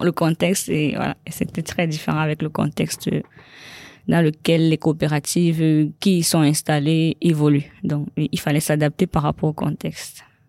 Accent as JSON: {"language": "French", "country": "Cameroon", "moved": "yes", "lives_now": "Paris, France", "said": "mon pays d'origine"}